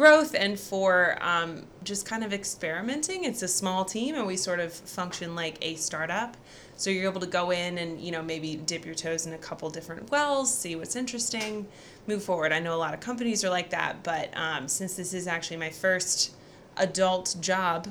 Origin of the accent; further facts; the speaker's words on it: Research Triangle area, North Carolina, United States; one of the few that have actually been raised here and stuck around